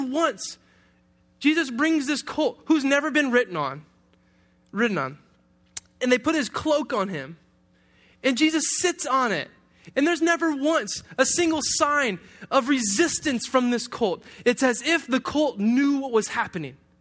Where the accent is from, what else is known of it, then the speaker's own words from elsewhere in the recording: Detroit, Michigan, United States; I, I grew up in Detroit